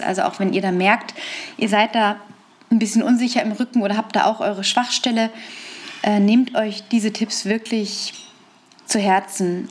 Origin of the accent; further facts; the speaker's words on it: Lippstadt, North Rhine-Westphalia, Germany; in Lippstadt, in meiner Heimatstadt in Westfalen